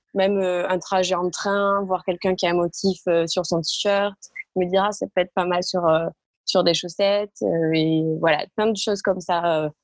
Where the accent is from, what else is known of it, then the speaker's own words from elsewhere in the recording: a small village near Castres, Tarn, Occitania, France; moved away as an adult; now in Paris, France; je suis originaire du sud de la France, euh, dans un petit village du côté de Castres, qui est dans le Tarn